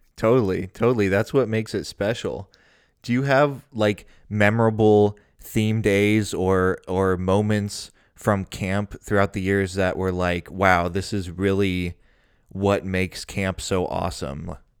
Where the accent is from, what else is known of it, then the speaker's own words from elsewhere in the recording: Cincinnati, Ohio, United States; I grew up in Cincinnati, Ohio